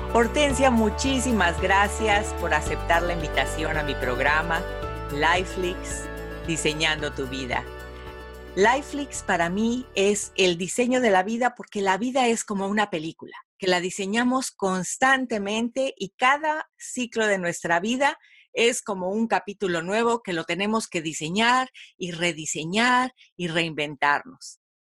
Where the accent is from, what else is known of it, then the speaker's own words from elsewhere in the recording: Mexico; yo también soy mexicana